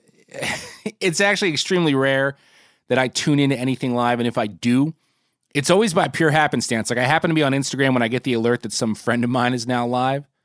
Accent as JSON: {"language": "English", "region": "Northeast", "country": "United States", "tie": "born or raised there", "said": "as a kid in the Northeast"}